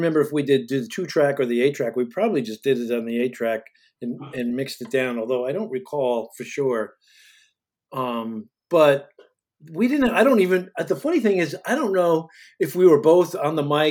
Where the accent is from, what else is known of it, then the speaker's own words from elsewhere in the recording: Long Island, New York, United States; I was from Long Island